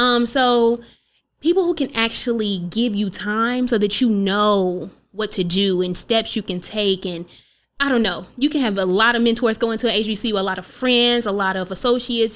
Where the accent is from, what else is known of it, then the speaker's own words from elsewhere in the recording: Oklahoma, United States; being from Oklahoma